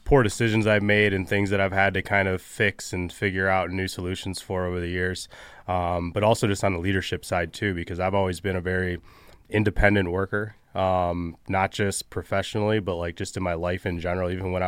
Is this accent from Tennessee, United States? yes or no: no; Michigan, United States; I grew up in Southeast Michigan and started a company called Social House almost 4 years ago now